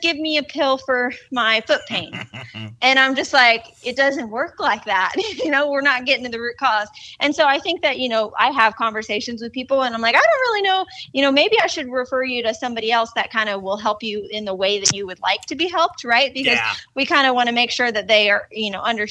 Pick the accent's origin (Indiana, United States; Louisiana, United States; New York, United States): Indiana, United States; now in Arizona, United States; we're in Indiana. We're down kind of in the tri-state area where it's Ohio, Kentucky, and Indiana all touch.